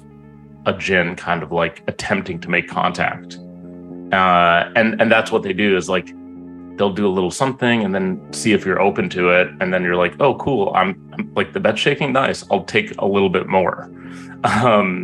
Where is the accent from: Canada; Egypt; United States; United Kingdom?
Egypt; in Egypt, I was born in Egypt